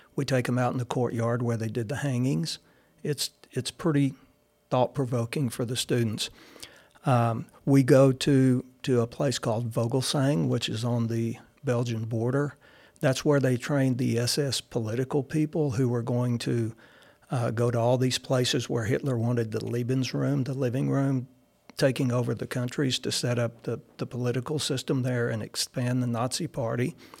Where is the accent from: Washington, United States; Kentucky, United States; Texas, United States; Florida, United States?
Texas, United States; Caldwell; Growing up in Caldwell, you know, being a country boy